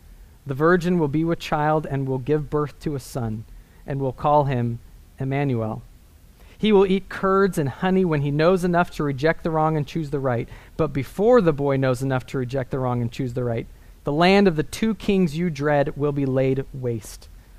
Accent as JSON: {"language": "English", "region": "Northern California", "country": "United States", "tie": "born or raised there", "said": "I grew up in Northern California in the Redwood Mountains"}